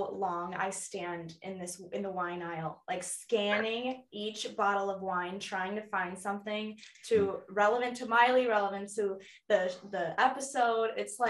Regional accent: Chicago suburbs, Illinois, United States; moved away; So I'm originally from Chicago suburbs.

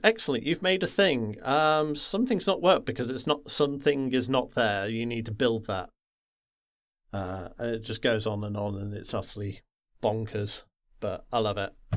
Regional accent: the Wirral, North West England, United Kingdom; I grew up in the Wirral, which is that little nub that sticks uh, sticks out between uh, Liverpool and Wales

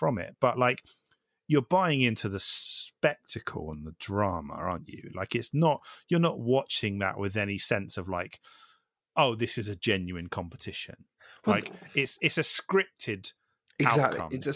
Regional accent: Isle of Wight, South East England, United Kingdom; I grew up on the Isle of Wight

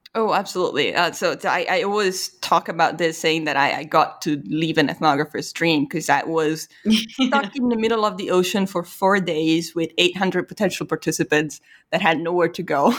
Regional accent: Italy; moved away; I'm from Italy

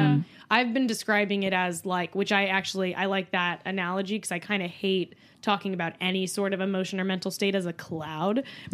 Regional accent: La Puente, California, United States; I think just hated me purely for being American.

